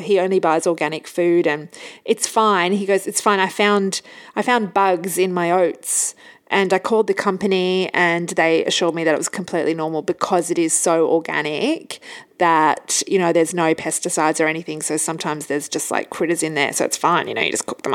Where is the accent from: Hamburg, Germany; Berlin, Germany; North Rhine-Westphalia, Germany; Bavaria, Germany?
Hamburg, Germany; moved away; so where were you born? And I said, Hamburg.